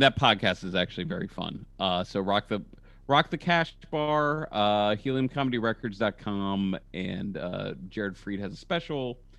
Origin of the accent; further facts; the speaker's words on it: Ohio, United States; also born or lived in St. Louis; I grew up in Ohio. I lived in St. Louis most of my life. Like, I know what the Midwest looks like.